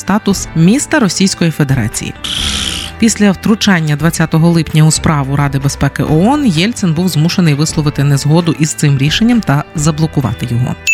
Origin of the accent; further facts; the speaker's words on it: Ukraine; у нас, українців